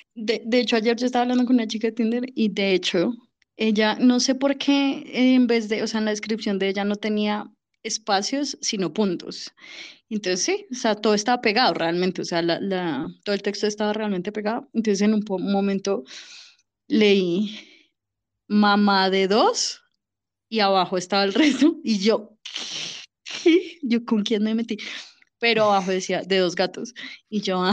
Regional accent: Bogotá, Colombia; mi tierra, Bogotá

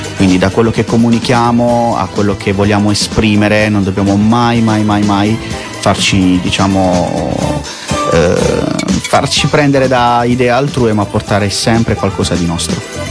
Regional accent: Bari, Apulia, Italy; moved away as an adult; now in Milan, Italy; io sono di Bari, ah, sono di, di Bari, nato a Bari, barese, 100% barese.

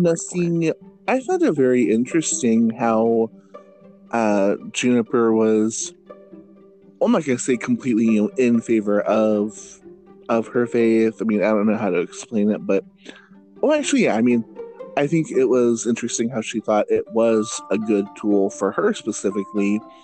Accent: Fresno, California, United States; my hometown of Fresno, California

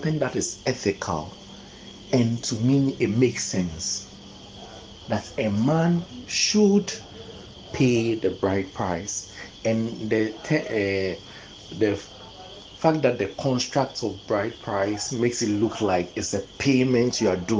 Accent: Ghana; I'm a Ghanaian and African in that light, and a Krobo.

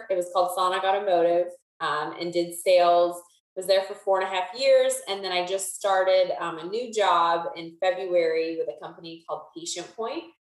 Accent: Pennsylvania, United States; moved away as an adult; now in Charlotte, United States; I'm from Pennsylvania. I was born and raised and went to college with Alex at Bloomsburg University of Pennsylvania. Um, and then after graduation, I moved down to Charlotte, North Carolina, where I'm still at. Um, so I've been here five and a half years.

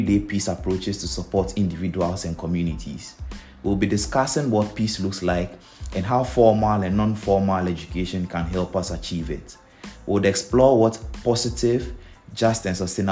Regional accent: Ghana; Ghana, my home country

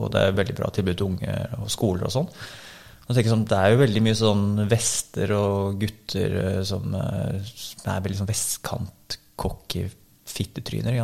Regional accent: Bærum, Akershus, Norway; also born or lived in Oslo; jeg er født i Oslo, og så vokste opp i Bærum

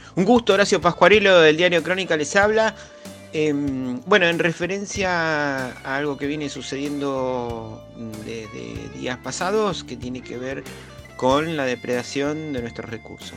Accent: Argentina; nuestra como argentinos

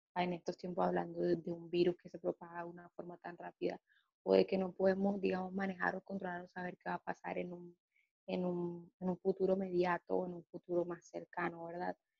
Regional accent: Colombia; En países como el nuestro, como el colombiano

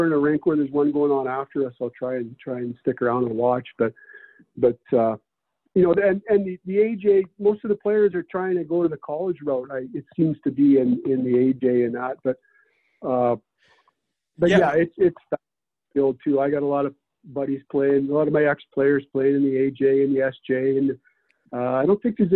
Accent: Brandon, Manitoba, Canada; now in Lethbridge, Canada; I grew up in Brandon. I watched the Wheat Kings.

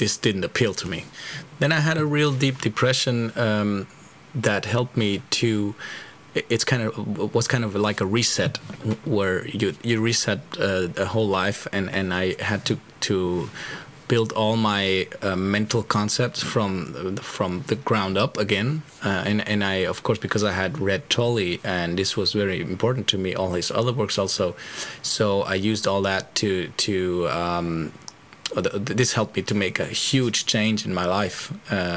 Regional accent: Germany; English is a second language; now in Spain; I'm living in Spain, so I'm constantly between the three languages. I was born in Germany

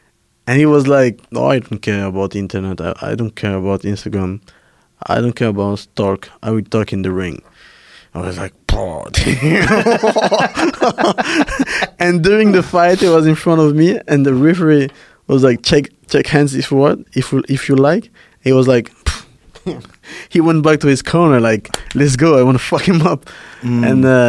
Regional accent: Paris, Île-de-France, France; English is a second language; also born or lived in Cameroon; I was born in Cameroon, and then my mom moved to Paris when I was 8, and then 1 hour later, my sister and I went to Paris to follow my mom

